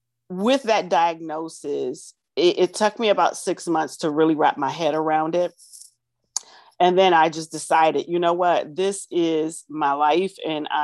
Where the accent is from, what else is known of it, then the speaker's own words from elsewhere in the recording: Lorain, Ohio, United States; I am from Lorain, Ohio, Northeast Ohio.